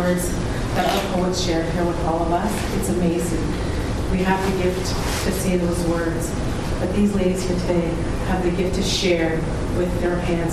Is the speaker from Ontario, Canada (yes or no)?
yes; Batchewan First Nation, near Sault Ste. Marie, Ontario, Canada; now in Kingston, Canada; I am originally from Batchewan First Nations, which is by Susie, but I have been a resident here for Kingston for 17 years.